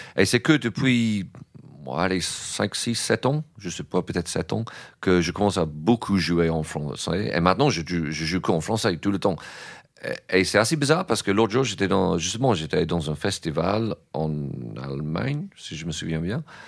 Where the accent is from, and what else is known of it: England, United Kingdom; French is a second language; moved away as an adult; now in France